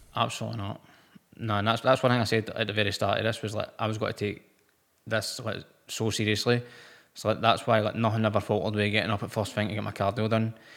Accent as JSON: {"language": "English", "town": "Motherwell", "region": "Scotland", "country": "United Kingdom", "said": "I'm from Motherwell."}